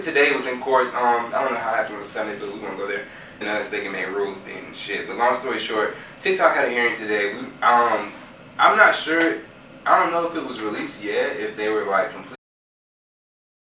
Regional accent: Greenville, South Carolina, United States; my hometown, Greenville

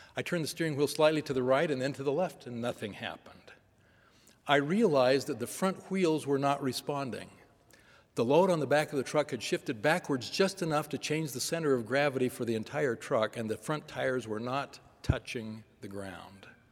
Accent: Northern California, United States; Growing up in Northern California during a period of frequent protests and periodic riots

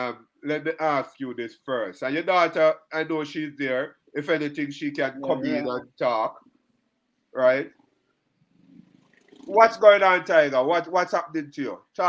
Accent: Kingston, Jamaica; St. Patrick's Primary in Waterhouse, where I grew up.

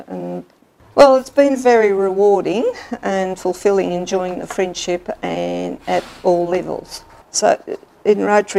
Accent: Tallangatta, Victoria, Australia; now in Albury, Australia; I was born in Altalangata and I lived on a dairy farm up the mid and north area and went to school. My primary years I went to the now defunct mid and north primary school.

